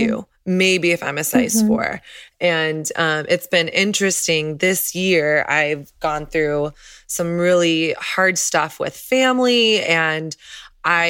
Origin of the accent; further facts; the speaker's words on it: the South, United States; I grew up in the South where it's like everything was focused on image